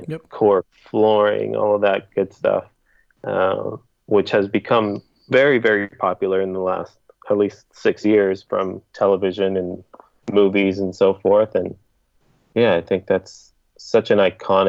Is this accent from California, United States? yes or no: yes; South Bay, California, United States; I'm from the South Bay